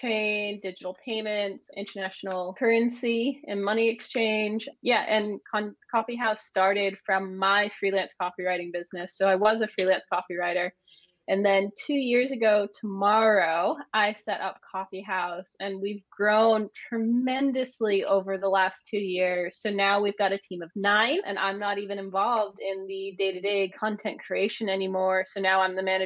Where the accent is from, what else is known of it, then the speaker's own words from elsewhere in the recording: Maine, United States; moved away as an adult; also born or lived in London, United Kingdom; now in Edinburgh, United Kingdom; I'm originally from the United States. I'm from a little place called Maine, but I've been in the UK now since 2013.